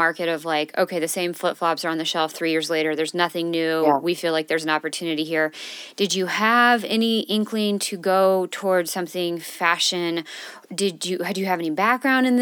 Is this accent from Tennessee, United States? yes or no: no; California, United States; now in Denver, United States; I'm from California